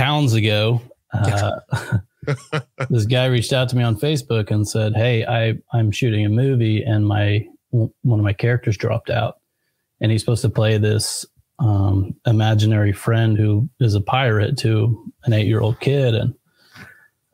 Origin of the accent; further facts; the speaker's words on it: Oklahoma City, Oklahoma, United States; I'm from Oklahoma City. Oklahoma.